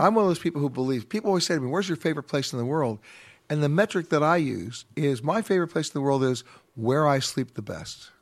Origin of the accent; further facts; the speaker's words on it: New York, United States; I was born and raised in New York